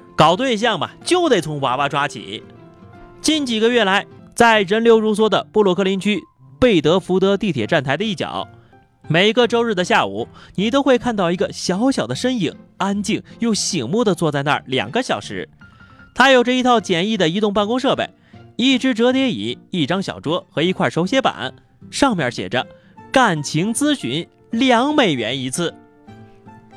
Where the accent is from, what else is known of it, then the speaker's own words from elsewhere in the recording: China; 咱们中国人